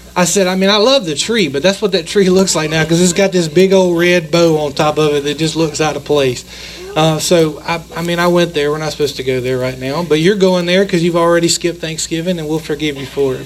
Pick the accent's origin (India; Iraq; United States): United States; we're American